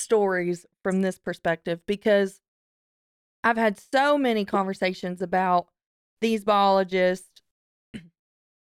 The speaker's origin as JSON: {"language": "English", "region": "the South", "country": "United States", "tie": "born or raised there", "said": "growing up in a hunting family in the South"}